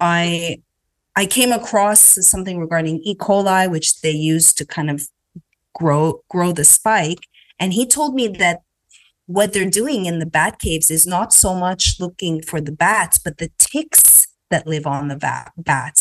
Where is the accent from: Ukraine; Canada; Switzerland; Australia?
Canada; now in United States; growing up in Canada